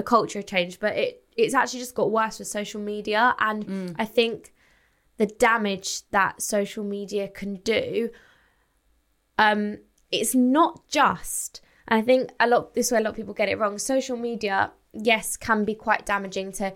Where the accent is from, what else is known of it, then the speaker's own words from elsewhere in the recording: Essex, East of England, United Kingdom; I'm 24. I'm from Essex.